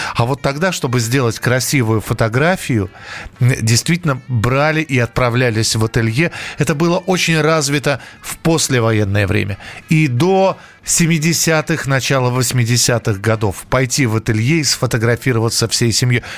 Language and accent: Russian; Moscow, Russia; я родился и вырос в Москве